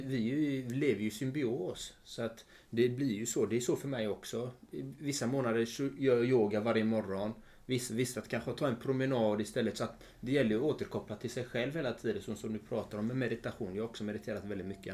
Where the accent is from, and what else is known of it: Sweden